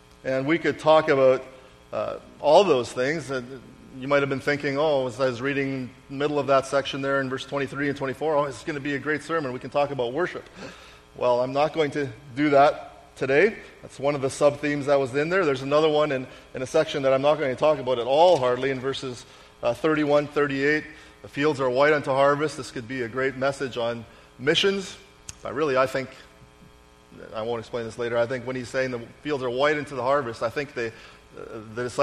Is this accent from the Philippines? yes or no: no; Canada; I was the one Canadian